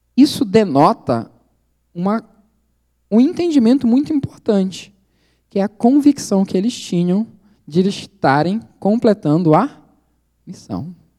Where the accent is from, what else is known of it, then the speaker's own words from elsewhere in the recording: Belém, Pará, Brazil; moved away as an adult; now in Indonesia; Belém do Pará, que é a minha cidade, sou de Belém